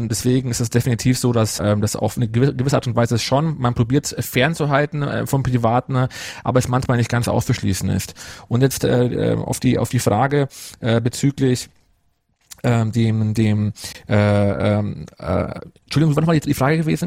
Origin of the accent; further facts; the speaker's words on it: Munich, Bavaria, Germany; also born or lived in Ruhpolding; komme aus Bayern. Also ich bin gebürtiger Münchner, Münchner aufgewachsener, lebe mein Leben lang schon in Oberbayern